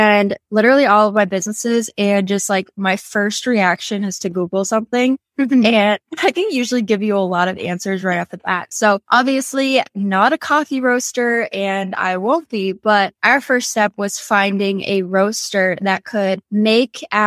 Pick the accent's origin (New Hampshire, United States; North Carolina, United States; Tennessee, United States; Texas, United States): New Hampshire, United States; Southern; moved away as an adult; also born or lived in Massachusetts / New York City; So I grew up in Southern New Hampshire, about 45, 50 miles north of Boston, Massachusetts. So small town